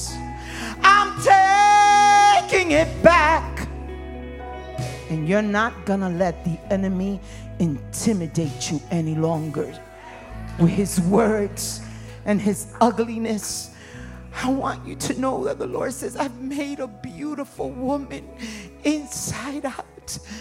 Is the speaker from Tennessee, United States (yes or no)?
no; New York City, New York, United States; When I was a young girl, I was raised in Harlem, New York, where you fought in the streets